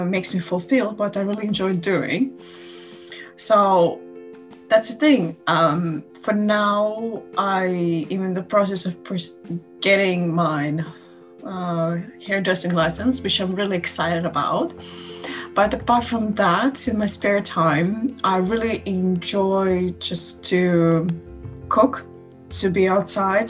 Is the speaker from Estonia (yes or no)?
yes; Tallinn, Harju County, Estonia; I'm from Tallinn.